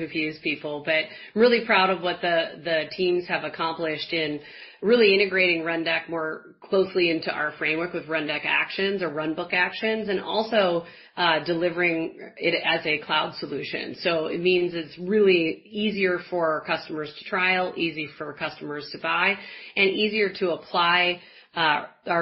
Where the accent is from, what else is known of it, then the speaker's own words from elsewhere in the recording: Midwest, United States; I'm a Midwesterner